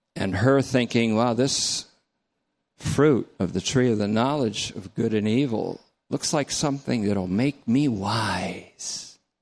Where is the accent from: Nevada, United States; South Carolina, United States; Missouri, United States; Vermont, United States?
Vermont, United States; North Bennington; I grew up in North Bennington.